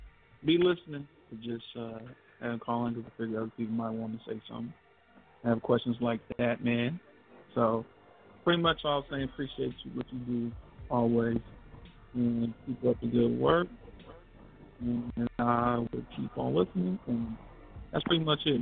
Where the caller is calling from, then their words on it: California, United States; This is … in the Bay.